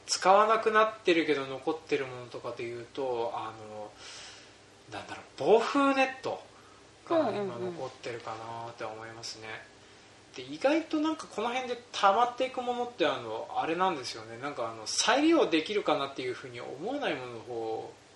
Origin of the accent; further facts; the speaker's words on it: Hokkaido, Japan; うち僕で北海道に入植して5代目になるんです